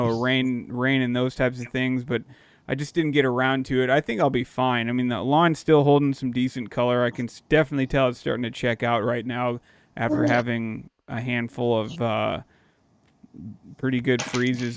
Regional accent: Dallas, Texas, United States; moved away; I grew up down in Dallas

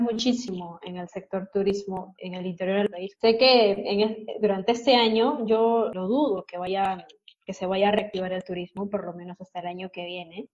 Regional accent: Peru; como peruanos

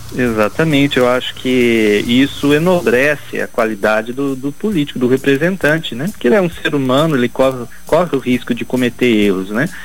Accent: Brazil; como brasileiro

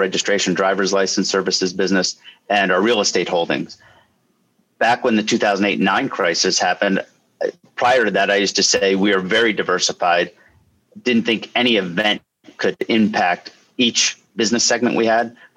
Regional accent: Lehigh Valley, Pennsylvania, United States; I'm born and raised in the Lehigh Valley and surrounding area

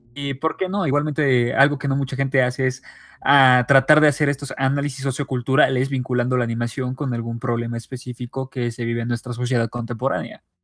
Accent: Mexico; soy mexicano

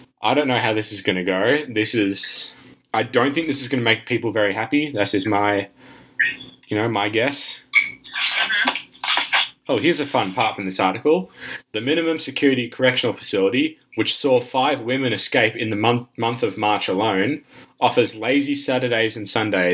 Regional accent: United States; As an American citizen

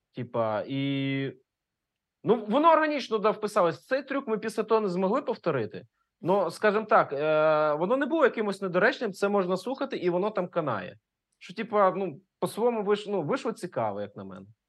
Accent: Ukraine; first language Russian; Ukrainian is a second language; я з російськомовної родини українською вивчив тільки в першому класі школи

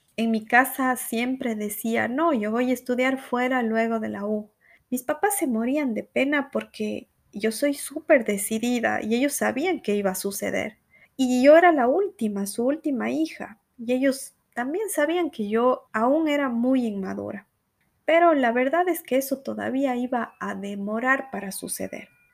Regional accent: Cuenca, Azuay, Ecuador; accent: cuencano; moved away as an adult; now in Brazil; tengo un acento cuencano muy fuerte

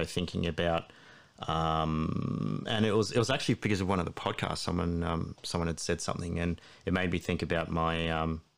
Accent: Blue Mountains, New South Wales, Australia; I grew up in the Blue Mountains

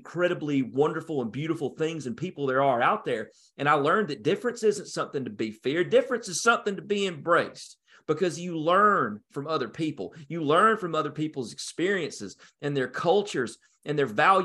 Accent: North Georgia, United States; I grew up in Hicksville, North Georgia

